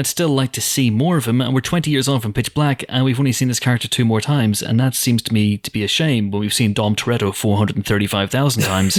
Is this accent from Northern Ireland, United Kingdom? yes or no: yes; Banbridge, Northern Ireland, United Kingdom; And it's goodbye from me, the Banbridge Chronicles of Riddick. Shout out to my former newspaper and my hometown in Northern Ireland.